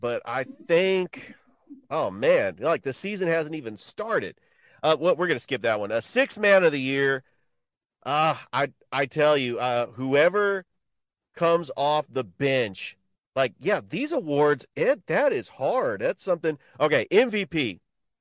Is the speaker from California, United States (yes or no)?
yes; California, United States; moved away as an adult; also born or lived in Henderson, Tennessee; now in Georgia, United States; a guy from California